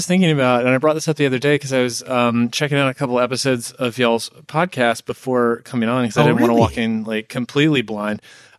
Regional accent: Atlanta, Georgia, United States; I'm from Atlanta originally as well.

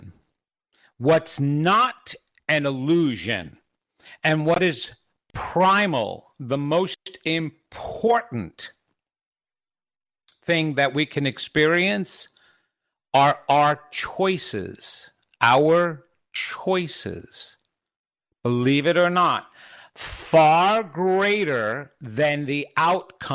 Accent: New York, United States; I grew up in New York

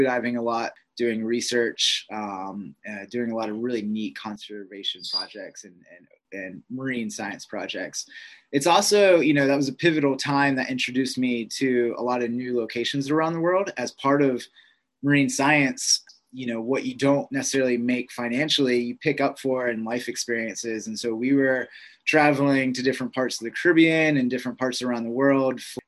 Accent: Pittsburgh, Pennsylvania, United States; moved away as an adult; growing up in Pittsburgh

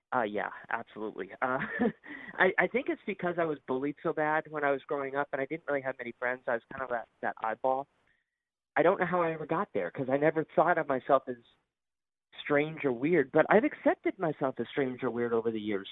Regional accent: Bristol, Connecticut, United States; now in Florida, United States; I was born and raised in Bristol, Connecticut

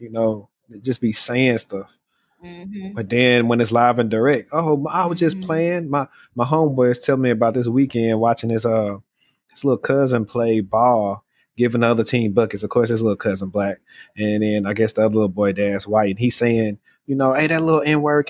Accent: Shreveport, Louisiana, United States; I'm from Shreveport, Louisiana

